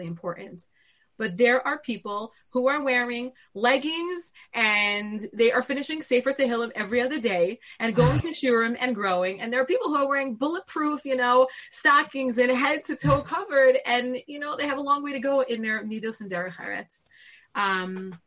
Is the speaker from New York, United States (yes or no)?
yes; Lawrence, New York, United States; I grew up in Lawrence in the Five Towns